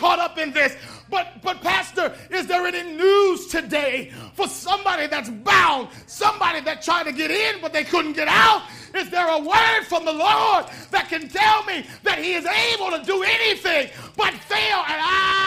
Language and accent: English; Washington, District of Columbia, United States; I'm from Washington, D.C.